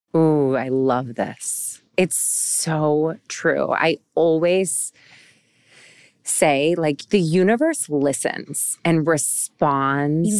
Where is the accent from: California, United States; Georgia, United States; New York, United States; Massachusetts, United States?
New York, United States; Syracuse; moved away; my hometown in Syracuse, New York